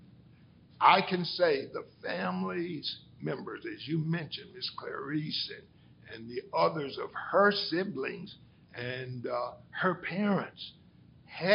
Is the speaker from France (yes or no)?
no; Athens, Tennessee, United States; also born or lived in Birmingham, Alabama; we grew up in the Free Hill community